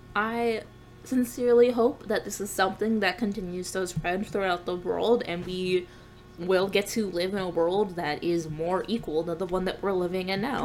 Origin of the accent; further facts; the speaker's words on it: United States; being American